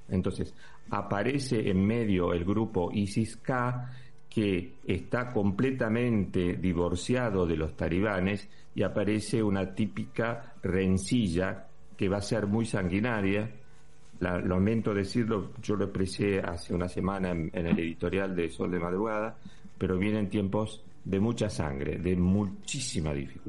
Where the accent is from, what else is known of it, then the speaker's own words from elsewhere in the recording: Argentina; now in Spain; como ciudadano español, pero también te lo digo con la camiseta de argentino